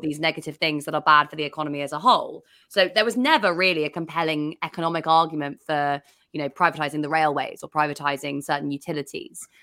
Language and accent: English; England, United Kingdom; as an English person